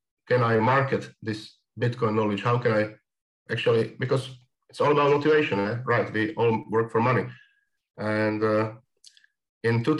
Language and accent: English; Košice, Košice Region, Slovakia; moved away as an adult; also born or lived in Prague; My hometown is called Košice, and it's the second biggest town in Slovakia.